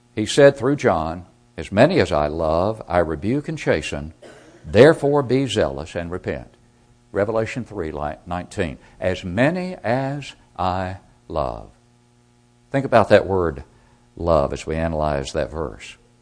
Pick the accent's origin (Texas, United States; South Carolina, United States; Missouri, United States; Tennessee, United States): Tennessee, United States; Smithville; my hometown congregation of Smithville, Tennessee